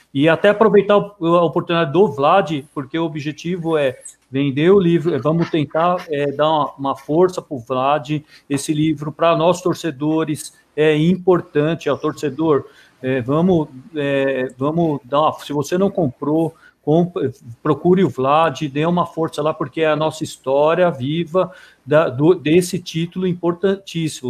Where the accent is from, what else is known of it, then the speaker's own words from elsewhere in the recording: Santo André, São Paulo, Brazil; nós somos morador, eu nasci em Santo André